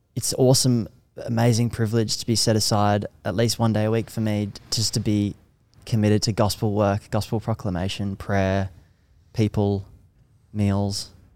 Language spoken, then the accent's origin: English; Manly, New South Wales, Australia; I grew up in church in Manly, Smats Anglican Church